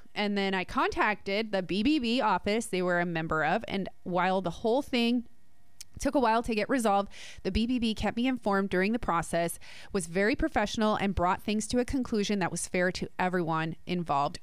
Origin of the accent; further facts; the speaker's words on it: New Jersey, United States; I'm from Jersey